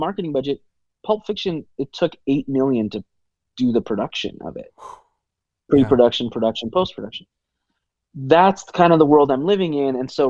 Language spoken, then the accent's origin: English; Los Angeles, California, United States; growing up, you know, I was born in Los Angeles, like in all of those, you know, around all of Hollywood